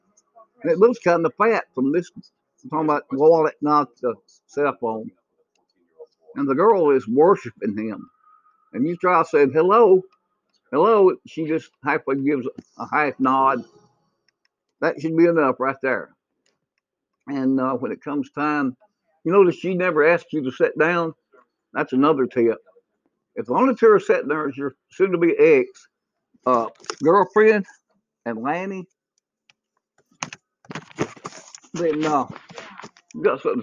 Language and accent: English; United States; I'm an American.